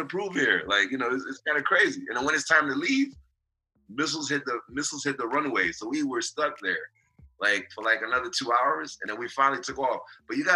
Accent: New York City, New York, United States; I'm from Queens

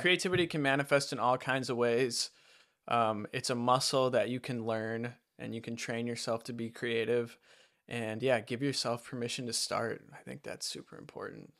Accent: Wisconsin, United States; moved away as an adult; also born or lived in Utah; that's why I moved back to Wisconsin from Utah and back in with my parents

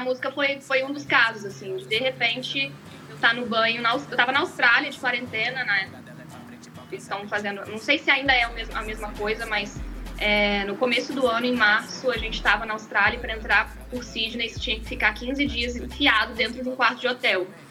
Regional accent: Brazil; Eu nasci no Brasil

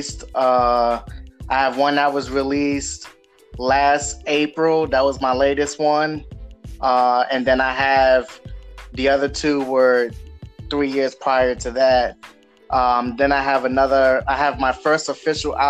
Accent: Providence, Rhode Island, United States; moved away; also born or lived in Washington, District of Columbia, United States; I'm from Providence, Rhode Island. I moved to DC, and that's when I started the music thing.

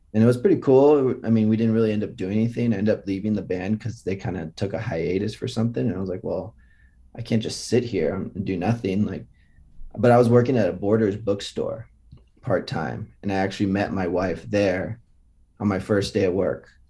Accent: Los Altos, California, United States; moved away as an adult; also born or lived in Los Angeles; I grew up in Los Altos, which is Silicon Valley

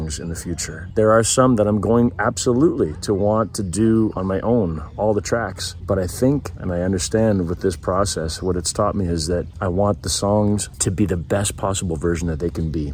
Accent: Canada; I love being a Canadian

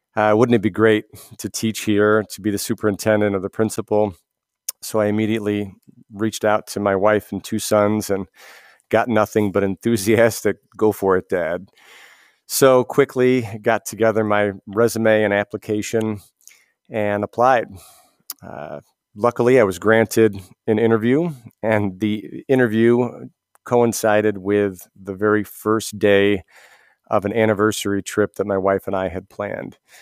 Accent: Almond, New York, United States; moved away as an adult; now in Keene, United States; born and raised in Western New York, uh, town of Almond, uh, right near Alfred

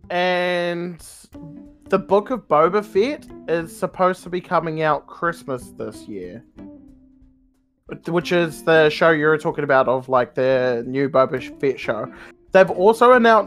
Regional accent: New Zealand; me being a New Zealander

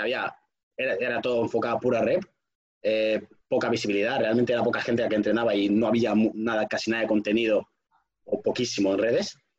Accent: Madrid, Community of Madrid, Spain; nuestros barrios de aquí de Madrid

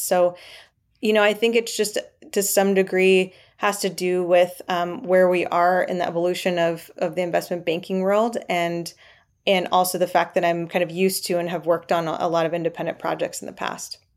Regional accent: Triangle region of North Carolina, United States; I grew up in the Triangle region of North Carolina

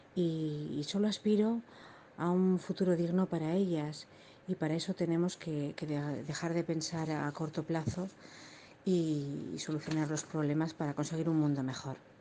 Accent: Logroño, La Rioja, Spain; soy de Logroño

